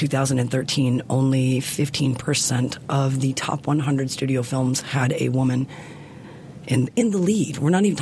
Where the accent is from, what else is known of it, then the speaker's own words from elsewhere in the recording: the South, United States; I grew up in the South